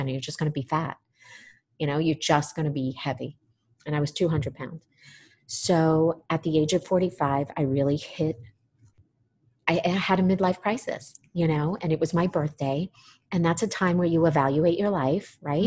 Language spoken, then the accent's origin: English; New York, United States; moved away as an adult; also born or lived in Florida; I grew up in New York, came down to Florida to go to treatment. I was 21.